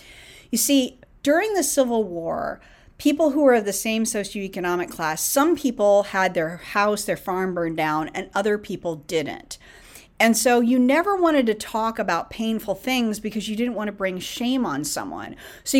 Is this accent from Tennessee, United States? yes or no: no; Northern California, United States; moved away; also born or lived in North Carolina, United States / Atlanta, United States; growing up in Northern California, when I moved to the South, I was in North Carolina and then I was in Atlanta